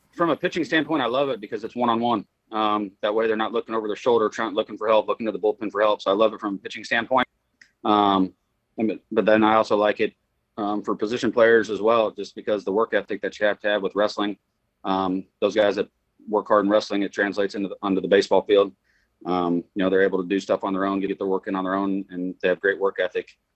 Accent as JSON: {"language": "English", "town": "Excelsior Springs", "region": "Missouri", "country": "United States", "tie": "born or raised there", "said": "I coach wrestling at Excelsior Springs, where my uh, my alma mater, my high school, my hometown"}